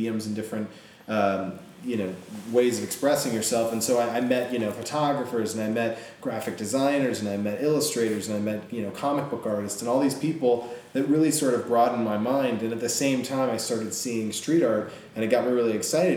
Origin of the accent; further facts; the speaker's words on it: Iowa City, Iowa, United States; moved away; also born or lived in Issaquah, Washington / San Francisco; most of my childhood, from around fourth grade to when I graduated high school, was in Iowa City